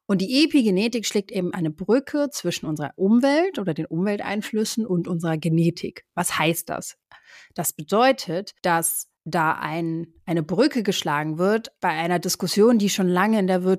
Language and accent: German; Brazil; also born or lived in Germany; da bin ich ja auch teilweise in Brasilien aufgewachsen. Das heißt, auch da wurde ich immer wieder gefragt, so, ja, wo bist du denn eher zu Hause oder was ist deine Heimat, Brasilien oder Deutschland?